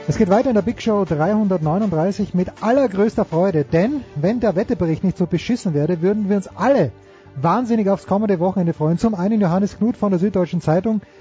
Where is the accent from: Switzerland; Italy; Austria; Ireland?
Austria; als Österreicher